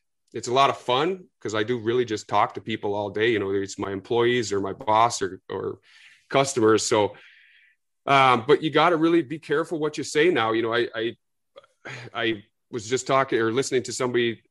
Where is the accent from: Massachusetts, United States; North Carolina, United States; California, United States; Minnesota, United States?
Minnesota, United States; I'm a Yank, born and raised in Minnesota